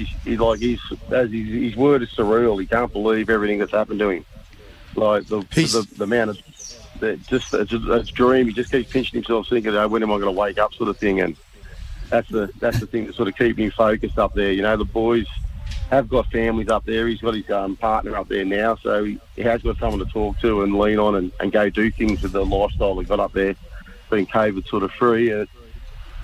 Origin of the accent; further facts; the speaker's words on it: Sydney, New South Wales, Australia; moved away; also born or lived in Central Coast, New South Wales; me and his mother, we grew up in La Perouse, small Aboriginal community on the eastern side of Sydney